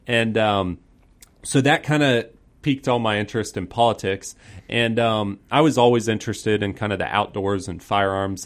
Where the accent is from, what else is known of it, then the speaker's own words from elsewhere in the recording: Peachtree Corners, Georgia, United States; I grew up in the Peachtree Corners, North Cross area, so just north of Atlanta.